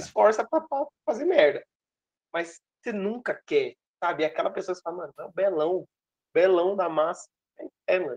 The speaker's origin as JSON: {"language": "Portuguese", "country": "Brazil", "said": "sendo brasileiro"}